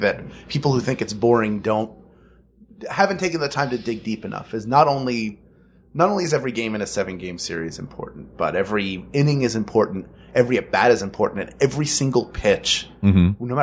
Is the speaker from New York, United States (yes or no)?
no; Philadelphia, Pennsylvania, United States; born or raised there